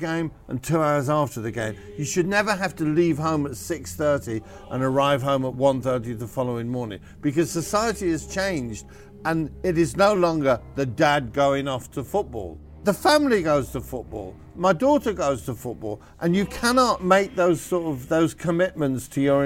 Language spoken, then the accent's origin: English; the North, the north of England, United Kingdom; where I grew up in the North